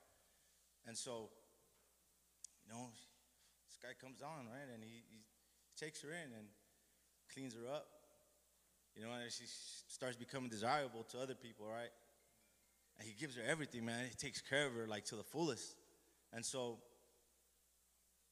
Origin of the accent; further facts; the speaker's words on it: Los Angeles, California, United States; I'm from Boyle Heights. That's where I grew up